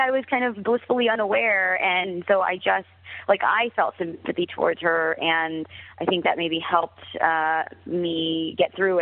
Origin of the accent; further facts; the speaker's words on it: United States; now in Los Angeles, United States; child of Indian immigrants that's born and raised in America